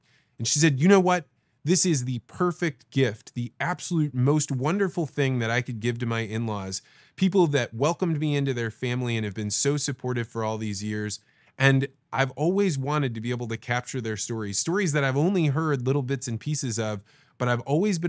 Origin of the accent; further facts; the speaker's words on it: Illinois, United States; I grew up in Central Illinois, so there wasn't going to be a lot of astrology in Central Illinois.